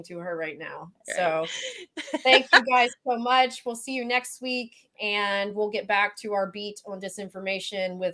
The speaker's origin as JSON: {"language": "English", "region": "Mississippi", "country": "United States", "tie": "born or raised there", "also_born_or_lived": "Florida / Syracuse", "accent": "Southern", "moved": "yes", "said": "I grew up in Mississippi."}